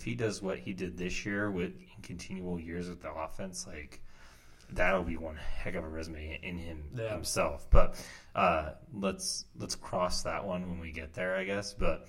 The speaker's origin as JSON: {"language": "English", "region": "Virginia", "country": "United States", "moved": "yes", "said": "I'm originally from Virginia."}